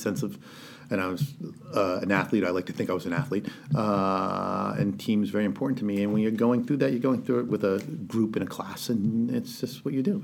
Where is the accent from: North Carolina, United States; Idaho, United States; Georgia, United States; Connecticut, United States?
Connecticut, United States; New London; I grew up in New London, Connecticut.